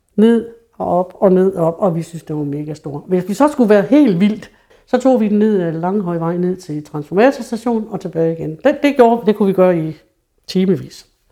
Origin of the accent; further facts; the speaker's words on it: True, Central Denmark Region, Denmark; Min barndom i Tru var jo i 50'erne, hvor Tru var et rigtig bundesamfund